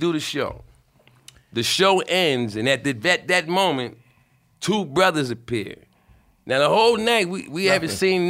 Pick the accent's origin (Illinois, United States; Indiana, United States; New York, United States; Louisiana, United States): New York, United States; New York City; I'm from Brooklyn too.